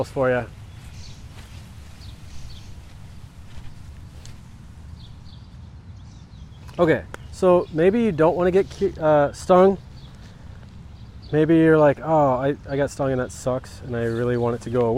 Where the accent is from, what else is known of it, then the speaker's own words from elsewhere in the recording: United States; I'm an American.